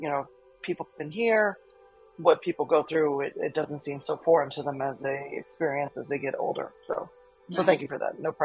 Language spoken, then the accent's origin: English; New Orleans, Louisiana, United States; also born or lived in New York City; now in Seattle, United States; I'm from New Orleans. I've lived in New York City. I've lived in Seattle now for, you know, this is 12 years now